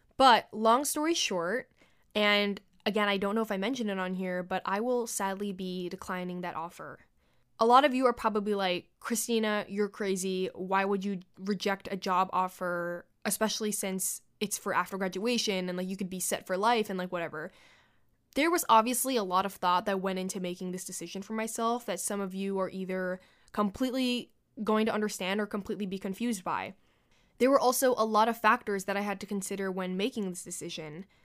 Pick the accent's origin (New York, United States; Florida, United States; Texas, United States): New York, United States; New York City; I was born and raised in New York City, and I plan to work, live, and take my very last breath here.